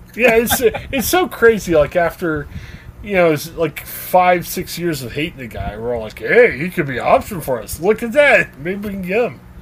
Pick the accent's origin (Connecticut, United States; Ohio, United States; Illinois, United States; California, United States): Ohio, United States; moved away; we're guys originally from Ohio